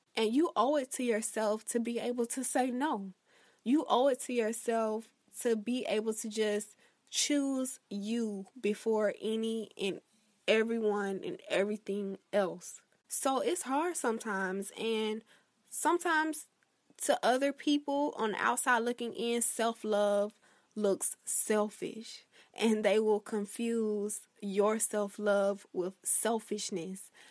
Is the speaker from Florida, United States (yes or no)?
yes; Florida, United States; my home state of Florida